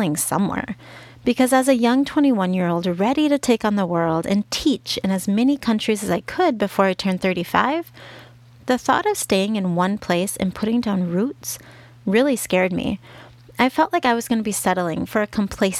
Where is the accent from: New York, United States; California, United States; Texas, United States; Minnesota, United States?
Minnesota, United States; first language English; moved away as an adult; now in Guadalajara, Mexico; home was still Minnesota